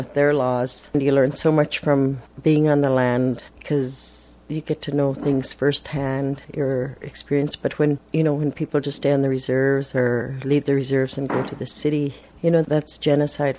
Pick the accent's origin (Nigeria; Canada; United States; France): Canada; Secwepemc Nation, British Columbia; I'm a Squamic from the Shuswap Nation, and I'm an Esquimalt band member, which is one of the 17 bands in the Shuswap Nation.